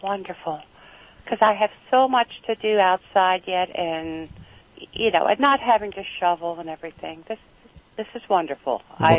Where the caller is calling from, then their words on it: Reamstown, Pennsylvania, United States; I'm calling from Reamstown, Pennsylvania. It's near, well, it's between Lancaster and Reading.